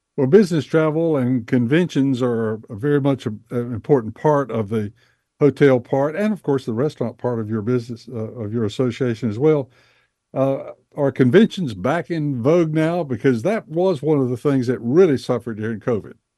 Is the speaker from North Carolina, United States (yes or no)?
yes; Bessemer City, North Carolina, United States; born or raised there